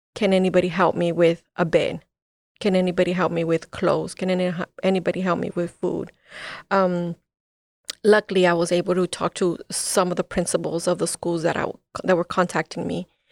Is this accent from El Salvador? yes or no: yes; El Salvador; now in United States; I'm from El Salvador. My parents left El Salvador because of the war